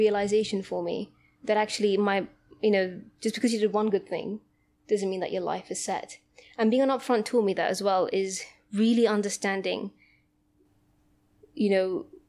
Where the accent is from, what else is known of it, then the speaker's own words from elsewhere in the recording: Gibraltar; now in United Kingdom; I'm from Gibraltar, some very tiny country south of Spain. And I had a very comfortable life there.